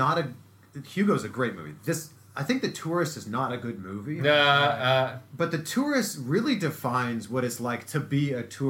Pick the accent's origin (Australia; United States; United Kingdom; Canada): Canada; Growing up in Canada, I took high school French, so I know like 18 words of French.